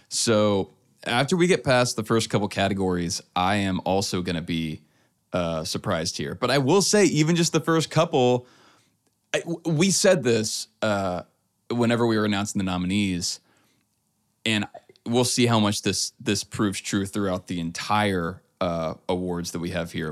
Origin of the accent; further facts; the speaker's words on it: Louisiana, United States; now in Texas, United States; I'm from Louisiana originally